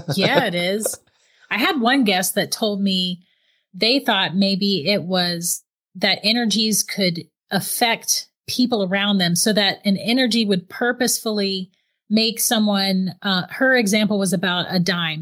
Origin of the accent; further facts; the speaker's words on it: St. Augustine, Florida, United States; I'm actually from Saint Augustine, Florida